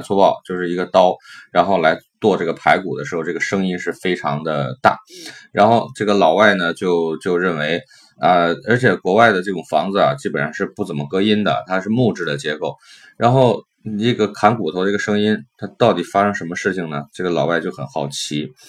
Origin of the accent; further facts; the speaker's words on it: China; 我们中国人春节就是喜欢做这种香肠